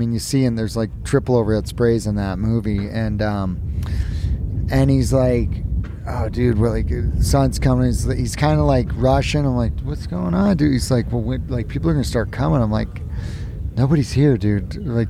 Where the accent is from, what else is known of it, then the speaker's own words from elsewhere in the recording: hometown at the base of KT-22, California, United States; I was in my hometown.